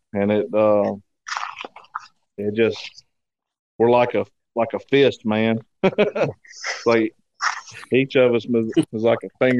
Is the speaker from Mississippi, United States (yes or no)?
yes; Brookhaven, Mississippi, United States; I am the vocalist, and I am from Brookhaven, Mississippi.